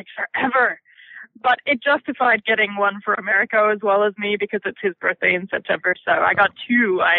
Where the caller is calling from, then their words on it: Australia; I'm calling from Australia.